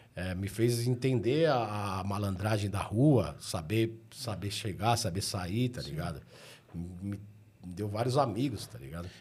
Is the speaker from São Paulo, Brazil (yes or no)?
yes; São Paulo, Brazil; eu sempre fui, fui nascido e criado na região do Ipiranga